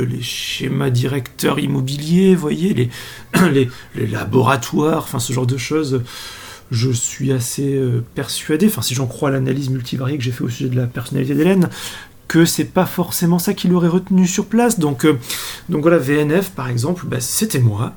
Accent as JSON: {"language": "French", "area": "Comminges, south of Haute-Garonne", "region": "Occitania", "country": "France", "said": "je suis originaire du, du Comminges, du sud de la Haute-Garonne"}